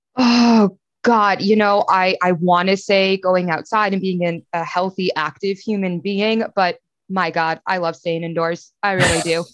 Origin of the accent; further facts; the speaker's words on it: Chicago, Illinois, United States; now in Pittsburgh, United States; growing up in Chicago